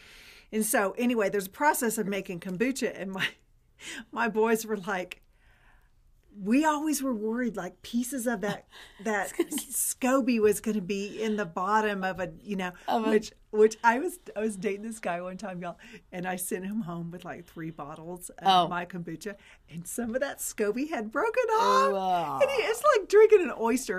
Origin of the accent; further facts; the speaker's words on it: the South, United States; I mean, I'm from the South, so we call it pepper, but it's like pepper.